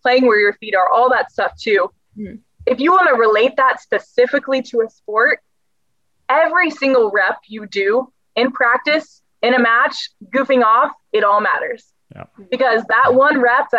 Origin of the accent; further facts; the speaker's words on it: the South, United States; I'm also from the South. And so I'm very big on these like little acts of kindness because we're so big on Southern hospitality.